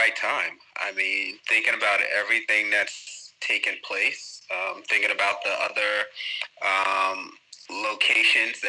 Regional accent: New York, United States; moved away as an adult; now in Abu Dhabi, United Arab Emirates; Born and raised in New York.

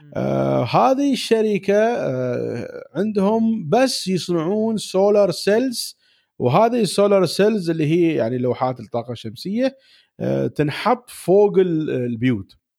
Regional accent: United Arab Emirates; عندنا في الإمارات

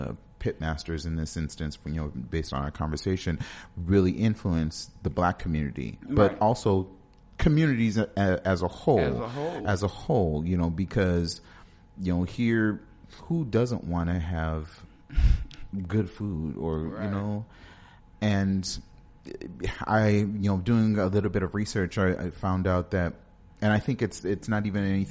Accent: Los Angeles, California, United States; moved away; I'm from Los Angeles.

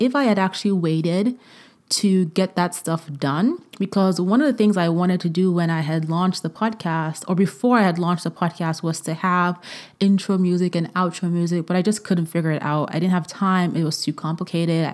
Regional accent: Vienna, Austria; moved away; I was born in Vienna. I went to college in Vienna. Um, I went to grade school in Vienna, partially.

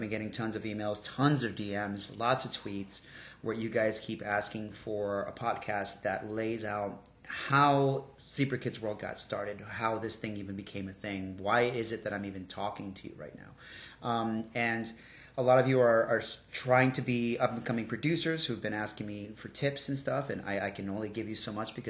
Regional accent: Doraville, Georgia, United States; also born or lived in Sandy Springs, Georgia; I never even moved that far. Like, I left Doraville, lived in Sandy Springs for a while, came right back here. Still in Doraville.

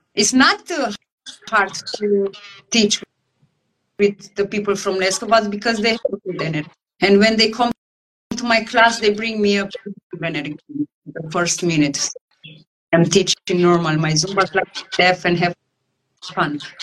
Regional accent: Timișoara, Timiș County, Romania; English is a second language; moved away as an adult; also born or lived in Salzburg, Austria; now in Leskovac, Serbia; I was born in Romania

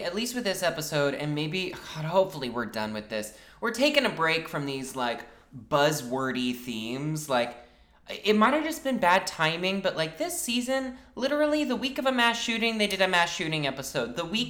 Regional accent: New York City, New York, United States; as a New Yorker and as someone who works near the attack from yesterday

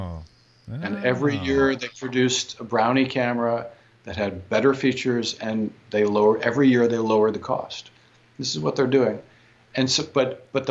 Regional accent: Michigan, United States; I grew up in Michigan.

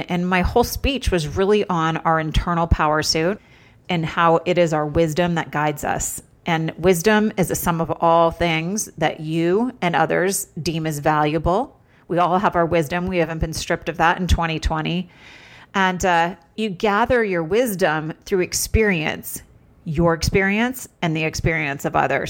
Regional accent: Vermont, United States; moved away; also born or lived in Los Angeles; I grew up in Vermont.

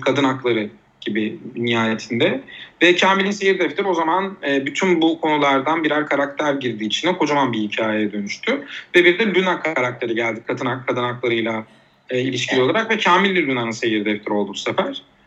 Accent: Uşak, Uşak Province, Turkey; moved away as an adult; also born or lived in Eskişehir / Istanbul / Van; Uşak'ta doğdum

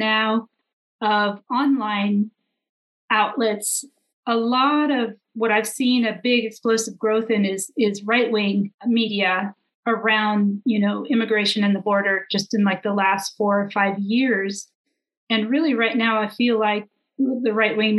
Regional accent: San Diego, California, United States; moved away; also born or lived in San Francisco; I grew up in San Diego near the border

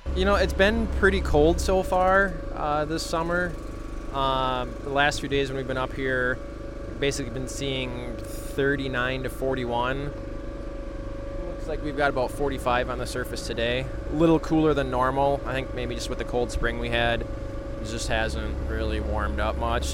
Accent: Becker, Minnesota, United States; I'm from a town called Becker, Minnesota. Uh, it's down in central Minnesota

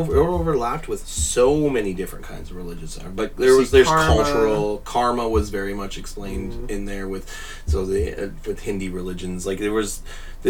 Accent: Canada; I'm a Canadian.

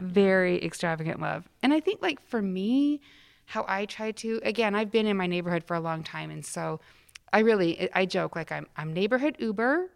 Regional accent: Salt Lake City, Utah, United States; moved away; I grew up in Salt Lake City, Utah

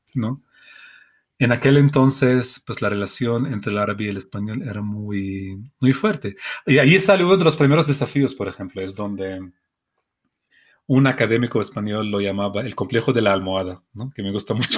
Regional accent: Palestine; Spanish is a second language; Yo no vengo del Cairo, yo vengo de Palestina, que es un país pequeño

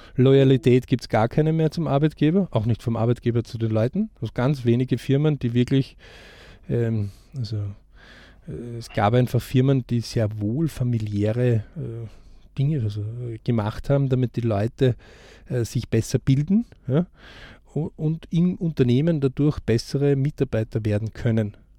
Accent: Austria; bei uns in Österreich

